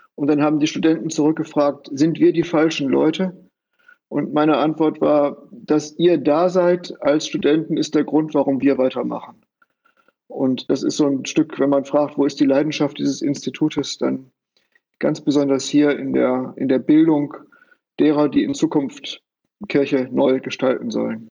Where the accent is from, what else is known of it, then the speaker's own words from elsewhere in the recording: Bielefeld, North Rhine-Westphalia, Germany; moved away as an adult; also born or lived in Münster; now in Greifswald, Germany; Ich bin also gebürtiger Bielefelder